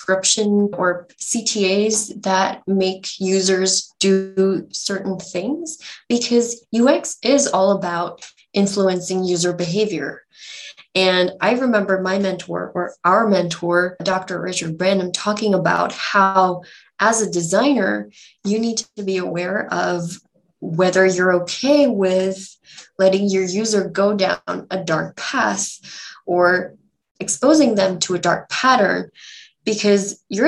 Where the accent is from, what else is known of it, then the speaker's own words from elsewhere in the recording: Bangalore, Karnataka, India; I'm from Bangalore